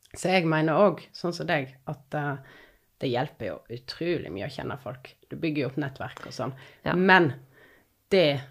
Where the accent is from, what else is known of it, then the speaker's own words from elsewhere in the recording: Odda, Vestland, Norway; also born or lived in Finnmark / London; now in Voss, Norway; Jeg er fra Odda. Har tidligere bodd i Finnmark, og nå bor jeg på Voss